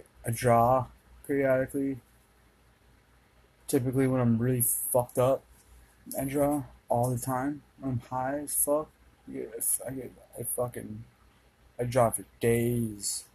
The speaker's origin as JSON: {"language": "English", "region": "Minnesota", "country": "United States", "said": "I'm from Minnesota"}